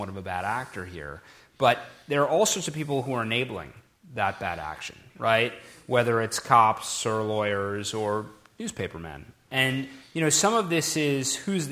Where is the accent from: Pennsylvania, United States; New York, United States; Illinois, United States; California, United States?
Pennsylvania, United States; Philadelphia; I'm from Philadelphia